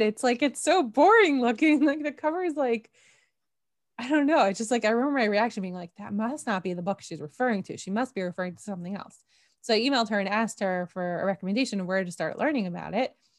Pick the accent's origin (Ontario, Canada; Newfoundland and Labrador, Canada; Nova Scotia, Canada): Ontario, Canada; Toronto; also born or lived in Jerusalem, Israel; now in Karmiel, Israel; I'm originally from Toronto.